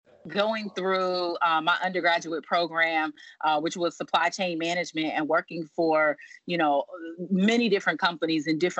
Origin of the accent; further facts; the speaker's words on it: Virginia, United States; Not at all. I am from Virginia. I went to school in North Carolina. I've lived in many states throughout my life.